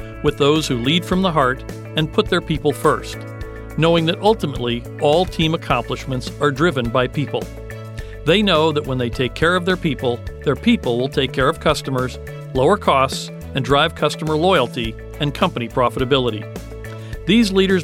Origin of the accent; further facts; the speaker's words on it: Bradford, Pennsylvania, United States; I grew up in Bradford, Pennsylvania.